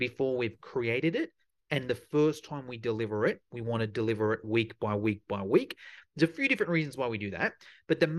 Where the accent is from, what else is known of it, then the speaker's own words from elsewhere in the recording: Sydney, New South Wales, Australia; my accent might give it away, but I'm from Sydney in Australia